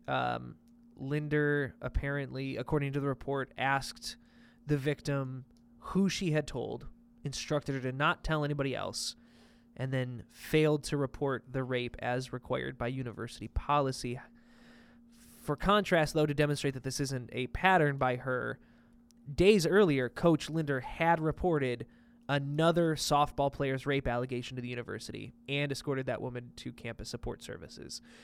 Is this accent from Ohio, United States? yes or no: yes; town next to Kent, Ohio, United States; Kent is the, the town next to my hometown